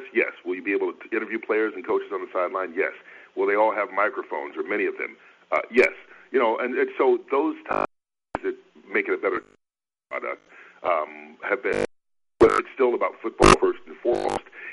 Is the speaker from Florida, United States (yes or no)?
no; Atlanta, Georgia, United States; I grew up in Atlanta